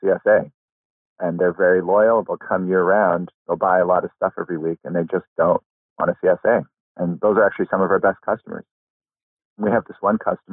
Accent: outside of Boston, Massachusetts, United States; moved away as an adult; I grew up outside of Boston where it's hot and muggy

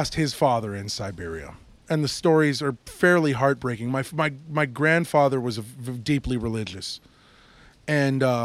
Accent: Midwest, United States; I grew up a lot in the Midwest, you know? My folks moved to the Midwest

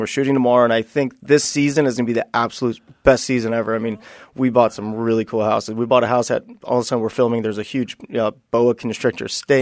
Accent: Buena Park, California, United States; I, I grew up in, uh, Buena Park, California

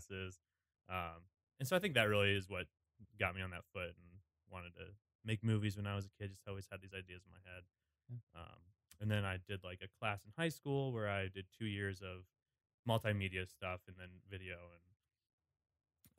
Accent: Dayton, Ohio, United States; also born or lived in Columbus, Ohio / Kent, Ohio; I was born in Columbus in Westerville area, if anyone is familiar with that. But then I moved to Dayton when I was 2. So I don't really remember Columbus at all. And then Dayton is where I grew up

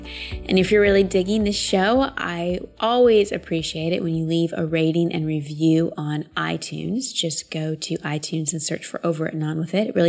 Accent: Austin, Texas, United States; Austin's my hometown

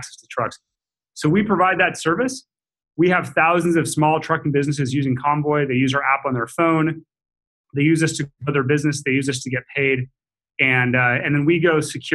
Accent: Seattle, Washington, United States; I was born and raised in Seattle.

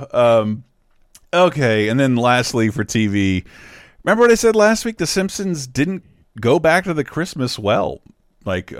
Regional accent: Florida, United States; My home state

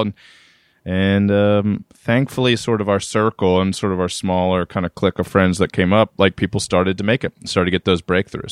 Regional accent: Reisterstown, Maryland, United States; moved away as an adult; also born or lived in Amherst, Massachusetts / Atlanta / Brooklyn; now in New York, United States; born and raised in Reisterstown, Maryland

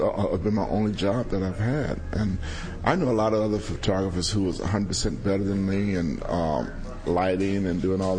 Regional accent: Los Angeles, California, United States; I was from South L.A., and I knew everybody

